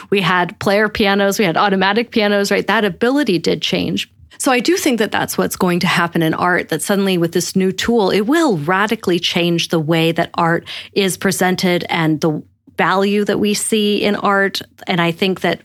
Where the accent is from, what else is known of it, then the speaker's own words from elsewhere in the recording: Rochester, New York, United States; I grew up in Rochester, New York, because my dad worked at Kodak